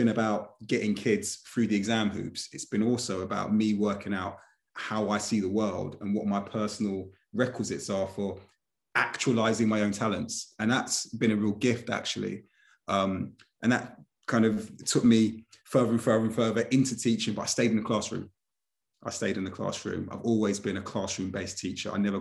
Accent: United Kingdom; I was born here, so I'm fully British

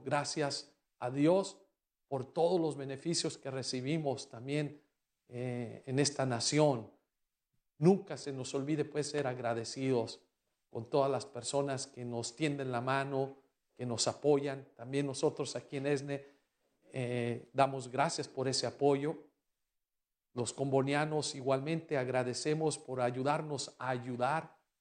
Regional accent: Mexico; now in United States

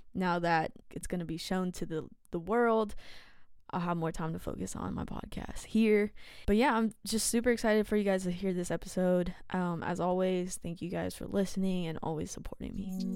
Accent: San Jose, California, United States; I grew up in San Jose

